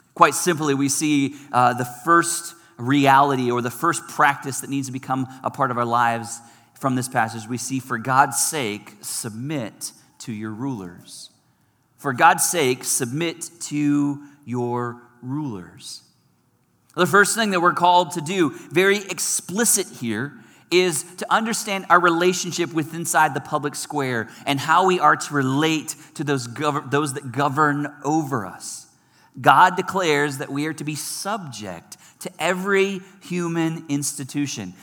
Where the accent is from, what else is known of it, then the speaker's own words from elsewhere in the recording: United States; our American culture